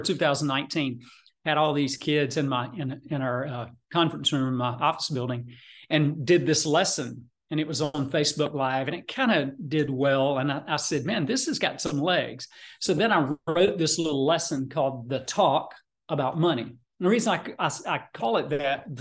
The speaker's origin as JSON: {"language": "English", "region": "South Georgia", "country": "United States", "tie": "born or raised there", "also_born_or_lived": "Atlanta, Georgia", "moved": "as an adult", "said": "I grew up in South Georgia guy, and came to Atlanta"}